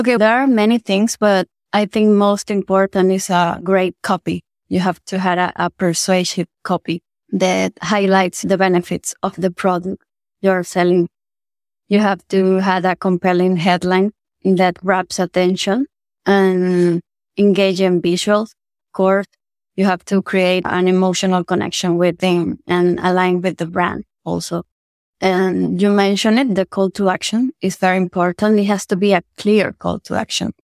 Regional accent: Venezuela; moved away as an adult; also born or lived in Argentina; I'm from Venezuela. It's my home country

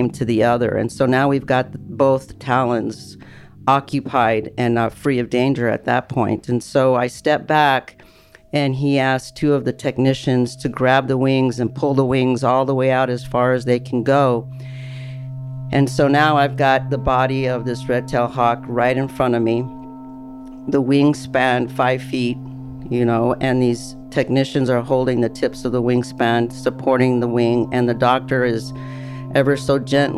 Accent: El Paso, Texas, United States; moved away; I am originally from El Paso, Texas

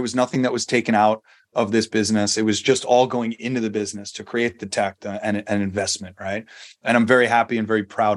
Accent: New York, United States; moved away as an adult; also born or lived in San Diego; now in Las Vegas, United States; I grew up in New York

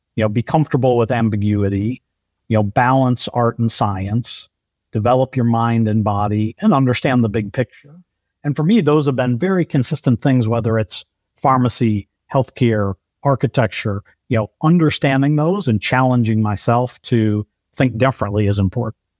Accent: Detroit, Michigan, United States; also born or lived in Brazil; born in Brazil and then moved back to Detroit when my parents, uh, came back from serving

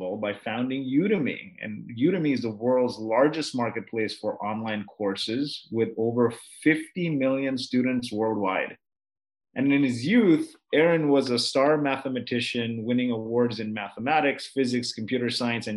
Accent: Kuwait; I was born in Kuwait

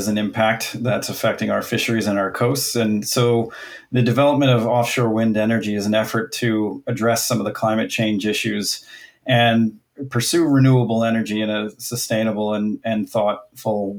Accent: Pennsylvania, United States; now in Salem, United States; I grew up in Pennsylvania, so I have been fishing and, you know, hunting my entire life.

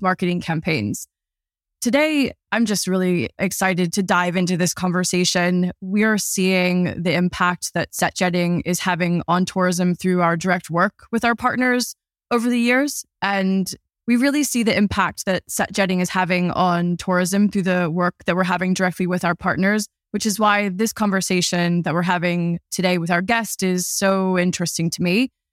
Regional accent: United States; moved away as an adult; now in London, United Kingdom; I grew up in America, but I'm based in London now

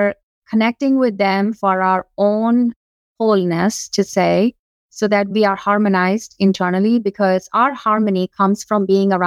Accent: Madurai, Tamil Nadu, India; moved away as an adult; now in Tampa, United States; So I was born and raised in India. I was born in a city called Madurai, which is in southern part of India

